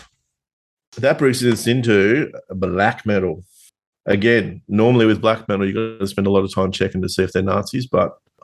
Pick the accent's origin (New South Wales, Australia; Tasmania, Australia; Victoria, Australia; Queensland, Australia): Tasmania, Australia; accent: Tasmanian; my Tasmanian accent